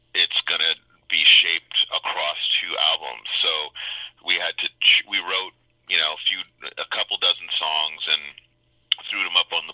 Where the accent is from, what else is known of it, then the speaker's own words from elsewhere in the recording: Montreal, Quebec, Canada; Montreal, Quebec.